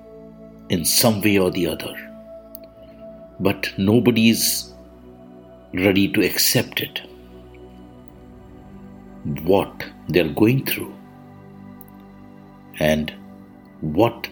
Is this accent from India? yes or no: yes; India; I am the Indian monk